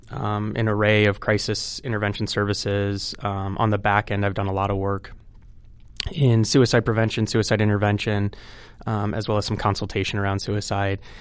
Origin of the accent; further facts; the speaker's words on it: Cedar Rapids, Iowa, United States; born and raised in Cedar Rapids